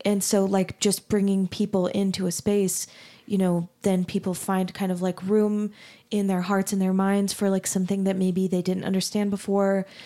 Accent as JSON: {"language": "English", "region": "Arizona", "country": "United States", "tie": "born or raised there", "also_born_or_lived": "Texas", "moved": "as an adult", "lives_now": "Utah, United States", "said": "I grew up in Arizona and then went to school in Texas"}